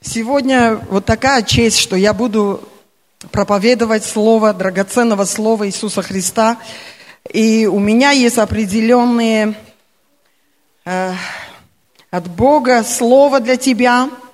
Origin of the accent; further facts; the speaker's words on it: Armenia; Russian is a second language; я армянка